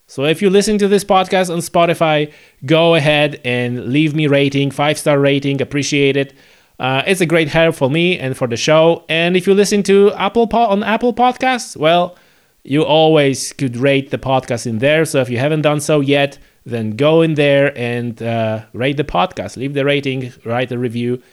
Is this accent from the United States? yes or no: no; Poland; now in Northern Ireland, United Kingdom; I come from Poland